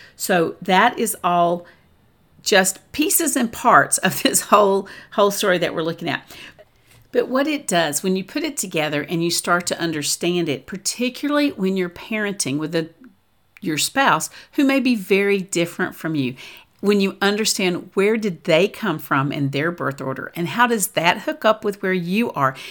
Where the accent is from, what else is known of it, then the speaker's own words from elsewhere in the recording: the South, United States; I'm from the South